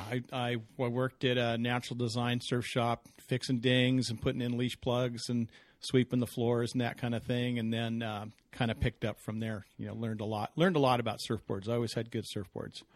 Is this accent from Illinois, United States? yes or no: no; Southern California, United States; I grew up in Southern California